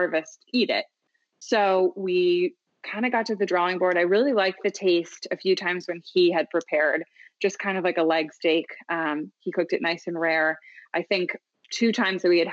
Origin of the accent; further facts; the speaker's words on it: Philadelphia, Pennsylvania, United States; moved away as an adult; also born or lived in the South (US); I am from the Philadelphia area. I lived in the South for a very long time.